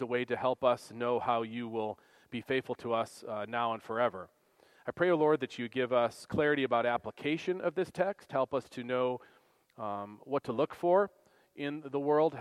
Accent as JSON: {"language": "English", "country": "United States", "said": "American Christians"}